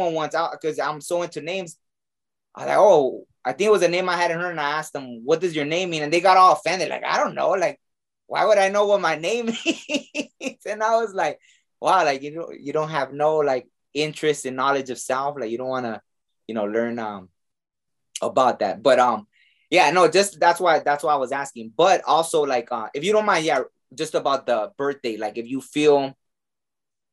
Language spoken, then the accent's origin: English; Mexico; I was born in Mexico